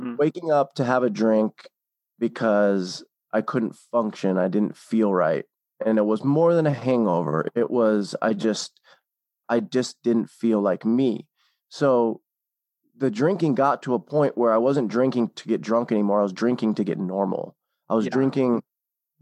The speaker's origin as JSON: {"language": "English", "town": "Seattle", "region": "Washington", "country": "United States", "also_born_or_lived": "Hawaii", "moved": "as an adult", "said": "I'm from the Seattle area originally"}